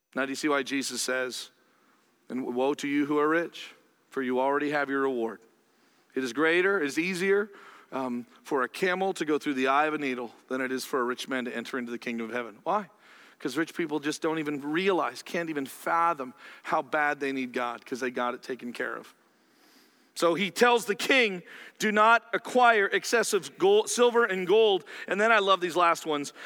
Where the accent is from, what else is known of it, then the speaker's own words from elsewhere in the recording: Canada; I'm Canadian